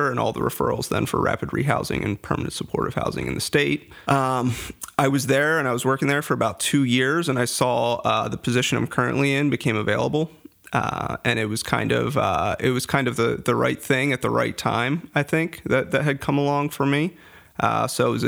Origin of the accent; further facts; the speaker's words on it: Farmdale, Pennsylvania, United States; also born or lived in West Chester, Pennsylvania; I grew up in Lancaster County, a little place called Farmdale